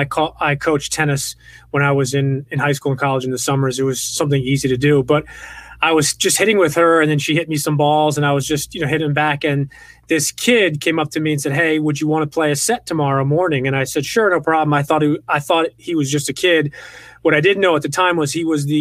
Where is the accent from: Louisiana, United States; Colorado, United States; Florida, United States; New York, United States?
New York, United States; Westchester County; I grew up in the Northeast in Westchester County, New York